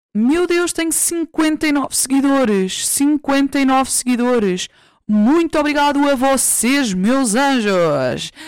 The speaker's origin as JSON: {"language": "Portuguese", "region": "Santarém District", "country": "Portugal", "tie": "born or raised there", "said": "do meu distrito, de onde eu nasci"}